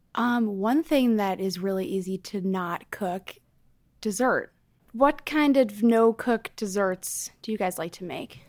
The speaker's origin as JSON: {"language": "English", "town": "Chicago", "region": "Illinois", "country": "United States", "tie": "born or raised there", "moved": "yes", "lives_now": "New York City, United States", "said": "a larger apartment in my hometown of Chicago"}